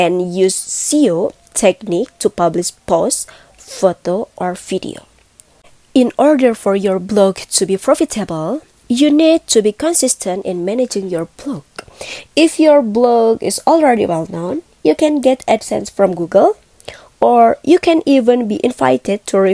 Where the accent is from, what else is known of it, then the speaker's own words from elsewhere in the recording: Bandung, West Java, Indonesia; I'm from Bandung